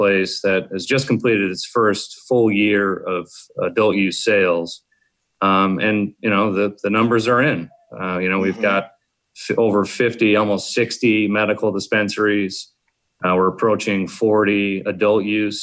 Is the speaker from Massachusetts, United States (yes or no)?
yes; South Coast, Massachusetts, United States; I grew up in Massachusetts down here in the South Coast